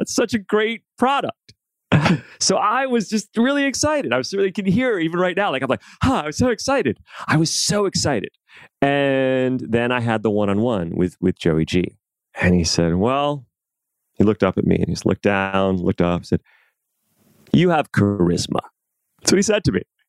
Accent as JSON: {"language": "English", "town": "New York City", "region": "New York", "country": "United States", "tie": "born or raised there", "said": "I grew up in New York City. I grew up in Manhattan."}